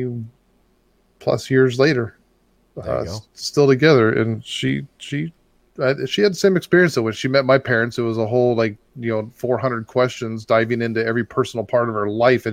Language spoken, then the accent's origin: English; foothills of Los Angeles County, California, United States; now in Arizona, United States; I grew up in the foothills of Los Angeles County